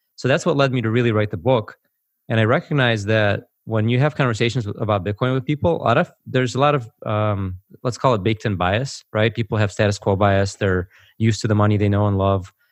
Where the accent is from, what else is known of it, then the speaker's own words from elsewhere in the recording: United States; also born or lived in former Soviet Union; I grew up in America, but I actually came from the former Soviet Union. So, uh, I came over in nineteen eighty-nine